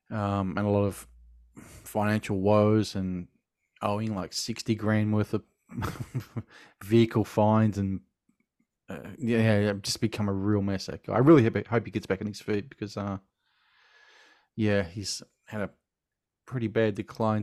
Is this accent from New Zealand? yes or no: no; Australia; Being Australian